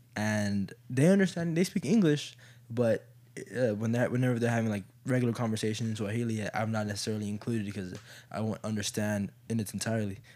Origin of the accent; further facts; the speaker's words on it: Kenya; I'm still Kenyan